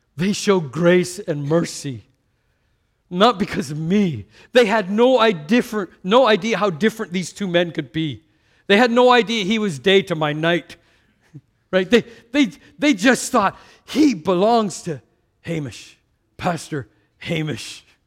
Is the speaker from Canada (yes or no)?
yes; Canada; I'm from Canada